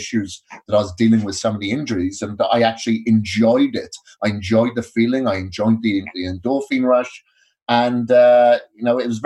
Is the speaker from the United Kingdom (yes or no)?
yes; Wales, United Kingdom; moved away as an adult; also born or lived in India / Australia; now in Boise, United States; I grew up in Wales many years ago, up until my mid-20s